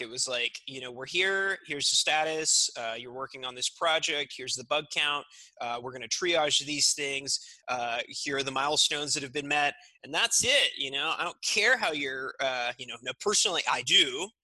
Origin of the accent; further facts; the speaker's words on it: California, United States; also born or lived in Mexico City, Mexico / Santa Cruz, California; now in Seattle, United States; I was raised in California on, on a farm in California